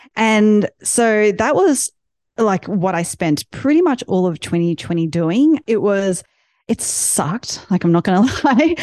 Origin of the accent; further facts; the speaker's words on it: Australia; now in United States; ever since I started living in the States now, I'm from Australia.